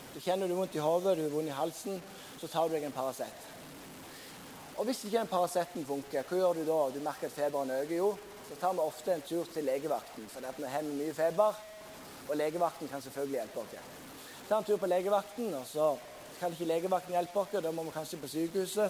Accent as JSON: {"language": "Norwegian", "town": "Sokndal", "region": "Rogaland", "country": "Norway", "moved": "yes", "lives_now": "Bergen, Norway", "said": "der jeg kommer fra, Sokndal, plassen jeg kommer fra"}